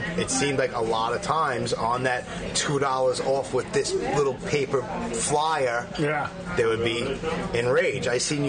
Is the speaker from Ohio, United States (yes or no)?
no; New York City, New York, United States; I was born and raised in Brooklyn